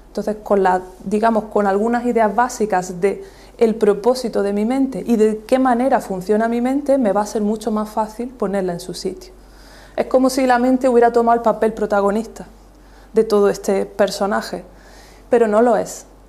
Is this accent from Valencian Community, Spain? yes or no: no; Almuñécar, Andalusia, Spain; also born or lived in Granada; yo nací en Almuñécar